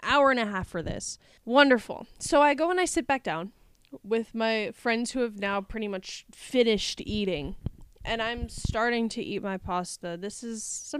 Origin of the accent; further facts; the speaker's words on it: Wisconsin, United States; I'm from Wisconsin.